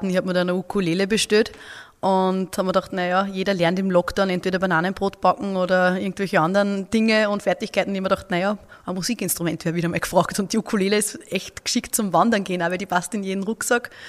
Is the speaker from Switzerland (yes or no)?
no; Upper Austria, Austria; Vielleicht hört man es bei mir eher ein bisschen aus. Ich bin eine Oberösterreicherin